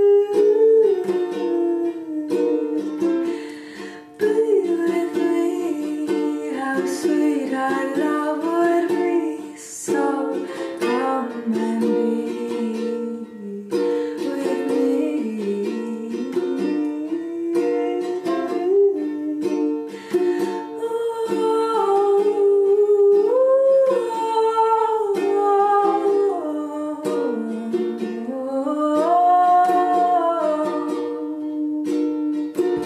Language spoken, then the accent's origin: English; Ann Arbor, Michigan, United States; Ann Arbor, Michigan, my hometown